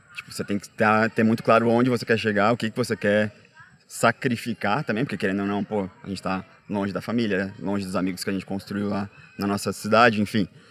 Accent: Florianópolis, Santa Catarina, Brazil; moved away as an adult; now in São Paulo, Brazil; eu não nasci em Floripa eu fui para Floripa tinha uns 10 anos, mas enfim, a maior parte da minha vida adolescente e adulta

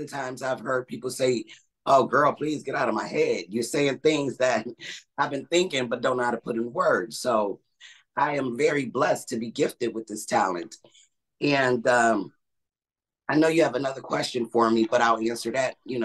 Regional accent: Buffalo, New York, United States; I'm from Buffalo, New York

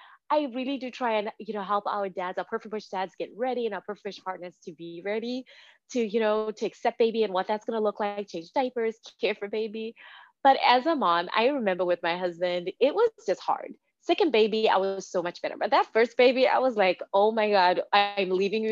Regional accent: Zimbabwe; now in Redmond, United States; I was born and raised in Zimbabwe

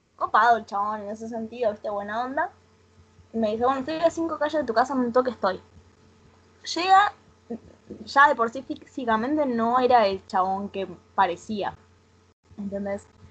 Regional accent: Rosario, Santa Fe, Argentina; yo soy de Rosario

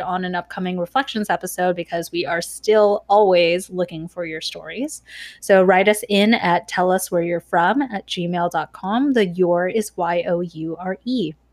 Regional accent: Irvine, California, United States; when we were growing up in Irvine

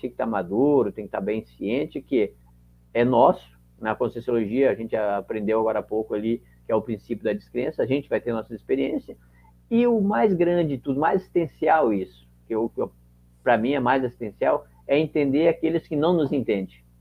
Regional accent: Caxias do Sul, Rio Grande do Sul, Brazil; sou de Caxias do Sul

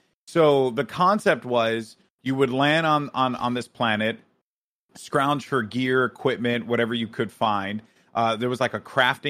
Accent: Bronx, New York, United States; From the Bronx.

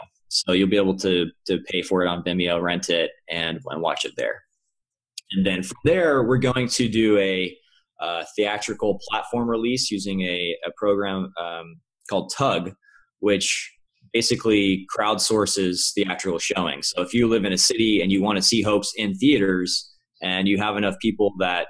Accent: Kentucky, United States; now in California, United States; Kentucky. {S0} Oh, cool. {S1} Yeah, okay. Cool, Kentucky. Yeah. Southern boy.

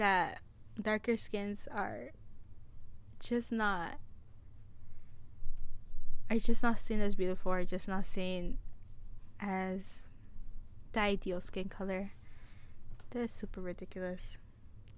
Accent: United States; I live in the United States. I was born in the United States, so I am a citizen

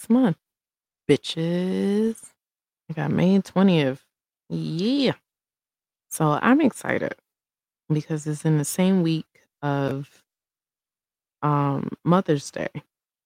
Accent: Brooklyn, New York, United States; now in Colorado, United States; When I was growing up in Brooklyn

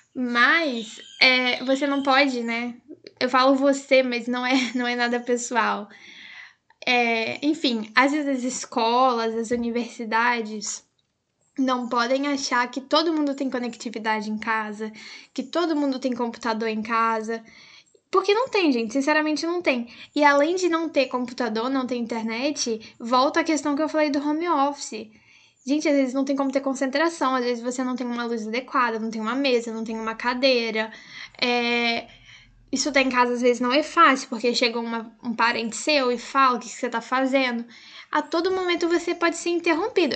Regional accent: Brazil; enquanto brasileiros

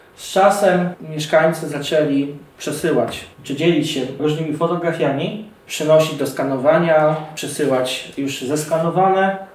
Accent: Zakrzówek, Lublin Voivodeship, Poland; Wszystkie moje szczeble edukacji do studiów były w Zakrzówku, szkoła podstawowa, gimnazjum i liceum

